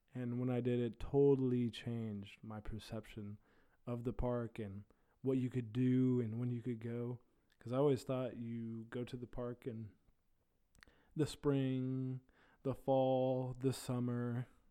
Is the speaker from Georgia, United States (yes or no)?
no; Terre Haute, Indiana, United States; I am from Terre Haute, Indiana